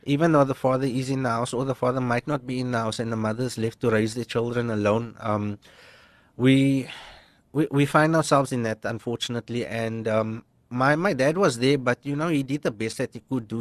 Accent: Cape Town, Western Cape, South Africa; We grew up in Bridgetown

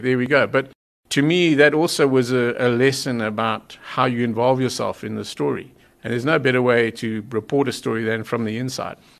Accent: Zimbabwe; now in South Africa; I, am not a South African, I was born in Zimbabwe

